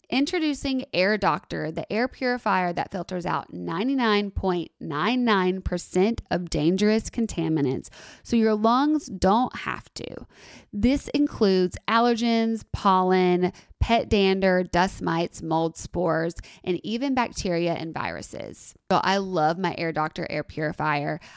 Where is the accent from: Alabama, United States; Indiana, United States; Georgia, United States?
Alabama, United States; Tuscaloosa; moved away; I love being from Tuscaloosa